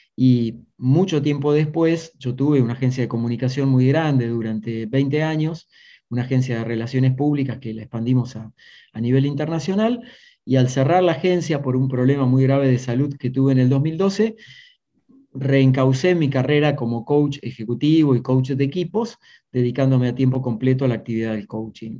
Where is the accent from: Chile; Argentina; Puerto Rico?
Argentina; Maipú, Buenos Aires Province; moved away; Nací en un pueblito del interior de Argentina, en Maipú, cerca de Mar del Plata, en la provincia